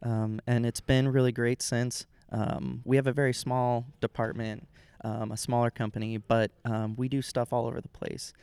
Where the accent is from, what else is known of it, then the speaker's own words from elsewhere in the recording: Sacramento, California, United States; I am from California